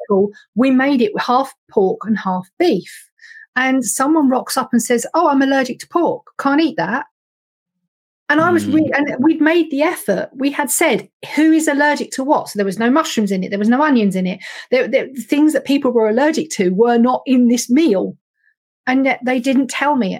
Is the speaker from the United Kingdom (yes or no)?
yes; United Kingdom; we're British